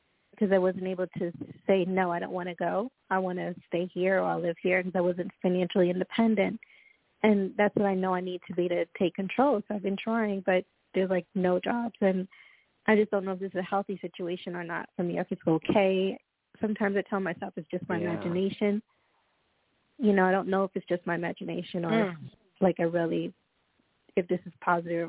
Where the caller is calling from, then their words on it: Florida, United States; Okay, this is … I'm calling from Florida.